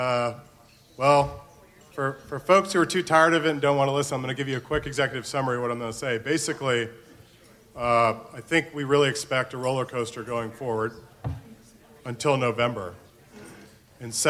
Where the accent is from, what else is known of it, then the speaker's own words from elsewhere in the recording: Florida, United States; my home state of Florida